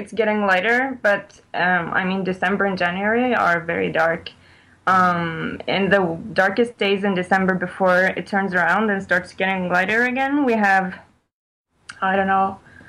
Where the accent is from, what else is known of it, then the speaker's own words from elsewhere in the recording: Norway; also born or lived in Ivory Coast; I grew up in Ivory Coast and Norway. I'm Norwegian. My parents are Norwegian